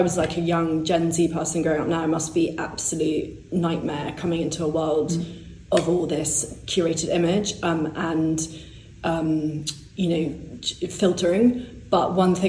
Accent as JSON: {"language": "English", "area": "born in London", "region": "England", "country": "United Kingdom", "tie": "born or raised there", "said": "I was growing up, I was born in London, but I was growing up in the country mainly"}